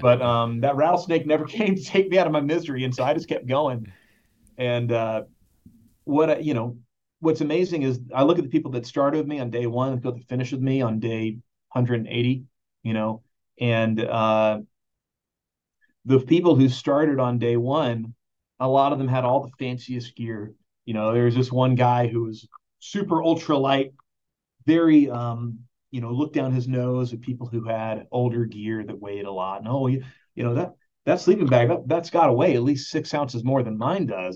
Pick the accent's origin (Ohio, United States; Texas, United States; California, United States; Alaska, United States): Texas, United States; Dallas; when I was growing up in North Dallas